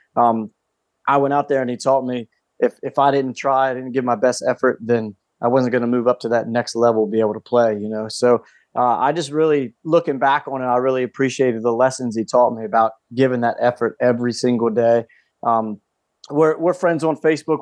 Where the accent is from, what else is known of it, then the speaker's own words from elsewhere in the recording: Calvert County, Maryland, United States; I grew up in Calvert County, Maryland